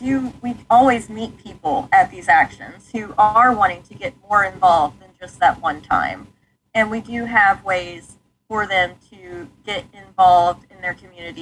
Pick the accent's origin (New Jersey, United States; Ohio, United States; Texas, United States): Texas, United States; Like I grew up in North Texas.